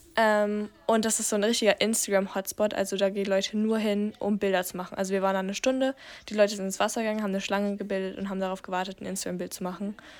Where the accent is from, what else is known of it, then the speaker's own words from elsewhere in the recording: Germany; bei uns in Deutschland